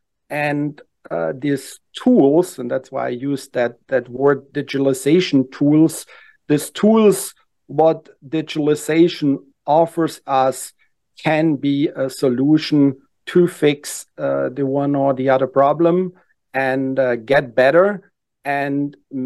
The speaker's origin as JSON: {"language": "English", "country": "Germany", "tie": "born or raised there", "second_language": "English", "moved": "as an adult", "lives_now": "Atlanta, United States", "said": "I'm actually born and raised in Germany. Came 15 years ago to the U.S."}